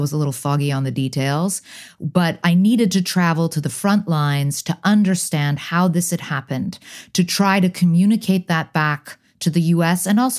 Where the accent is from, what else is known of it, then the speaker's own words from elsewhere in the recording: London, United Kingdom; born there; also born or lived in United States / Hong Kong; My father's British, my mother's American. I was born in London, then I moved to the US, then I moved back to the UK, then I moved back to the US.